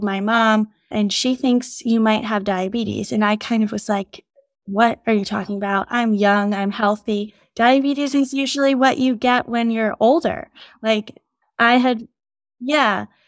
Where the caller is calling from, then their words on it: New York City, New York, United States; From New York City today.